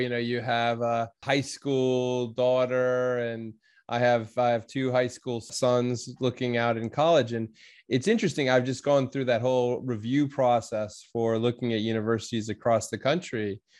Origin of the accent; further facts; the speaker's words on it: Evanston, Illinois, United States; I'm from Evanston, so grew up in the Chicago area as well.